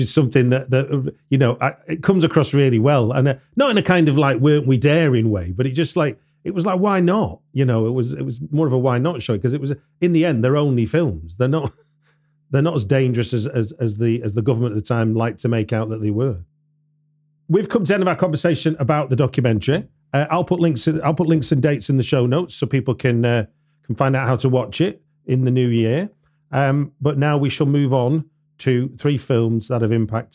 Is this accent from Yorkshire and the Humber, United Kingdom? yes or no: no; Manchester, North West England, United Kingdom; I grew up in Manchester